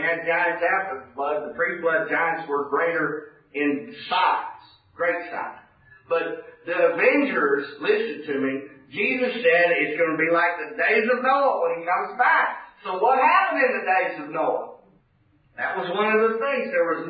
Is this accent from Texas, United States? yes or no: yes; Houston, Texas, United States; now in Oklahoma, United States; Listen, I come from Houston. We live in Choctaw territory. We live in Oklahoma.